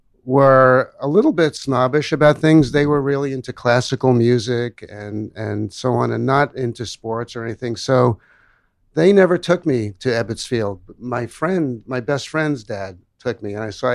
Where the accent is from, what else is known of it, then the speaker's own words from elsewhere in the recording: New York City, New York, United States; moved away as an adult; also born or lived in Manhattan; now in Pasadena, United States; I'm born in born here in Manhattan, lived grew up in Brooklyn.